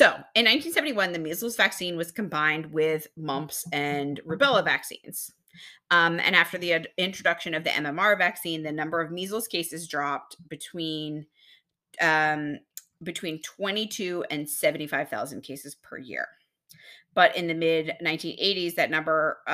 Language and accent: English; Texas, United States; moved away; I'm from Texas